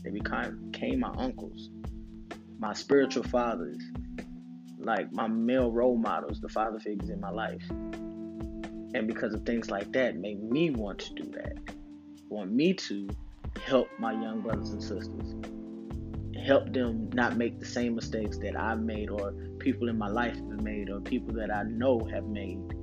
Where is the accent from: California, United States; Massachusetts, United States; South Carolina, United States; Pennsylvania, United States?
South Carolina, United States; Camden; also born or lived in Panama City, Florida; In my hood, in the tracks in Camden, South Carolina, we had the laundromat and Mr. Watkins Store.